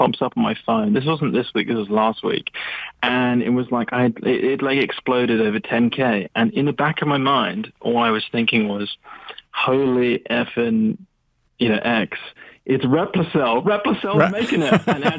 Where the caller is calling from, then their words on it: London, United Kingdom; Oh, hi. It's … again from London.